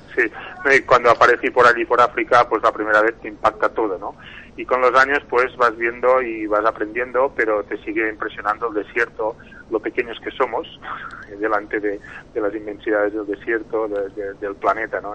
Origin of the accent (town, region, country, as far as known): Spain